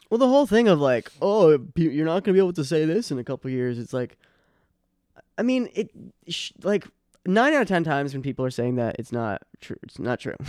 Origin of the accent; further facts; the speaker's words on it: Boston, Massachusetts, United States; also born or lived in Chicago; now in New York, United States; I'm from Boston, but, uh, my family, my brothers and s, my brother and sister were born in Long Island